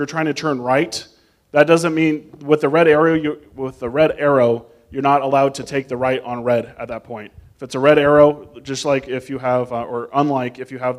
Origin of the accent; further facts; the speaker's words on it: Las Vegas, Nevada, United States; someone who was born and raised in Las Vegas